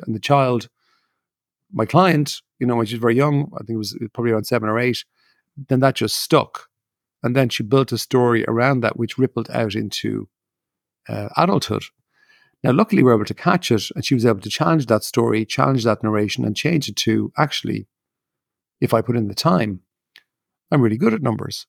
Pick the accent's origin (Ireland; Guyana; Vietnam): Ireland; I grew up in Ireland